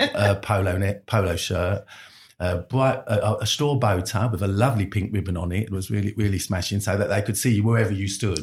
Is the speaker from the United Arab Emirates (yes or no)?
no; London, United Kingdom; I'm a Londoner